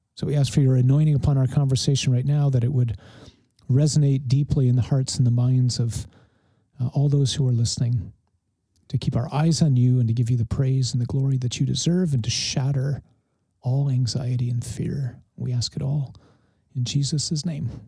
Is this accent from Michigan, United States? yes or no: yes; Detroit, Michigan, United States; I grew up in Detroit